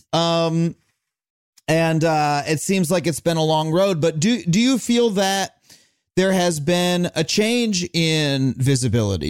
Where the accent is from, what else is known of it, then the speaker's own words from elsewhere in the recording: Wading River, New York, United States; I grew up in town, in a town called Wading River on Long Island